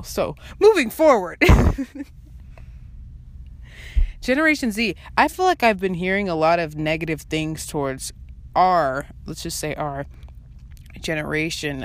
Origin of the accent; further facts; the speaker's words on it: Kent, Washington, United States; we're from the same city